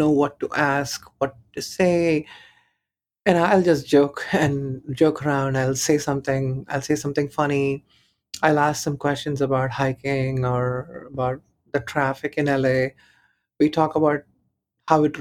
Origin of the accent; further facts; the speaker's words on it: Chennai, Tamil Nadu, India; moved away; I was born in Chennai.